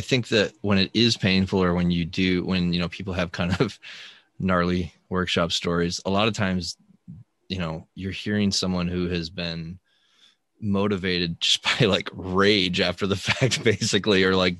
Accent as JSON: {"language": "English", "region": "Colorado", "country": "United States", "tie": "born or raised there", "said": "Cause I grew up in Colorado"}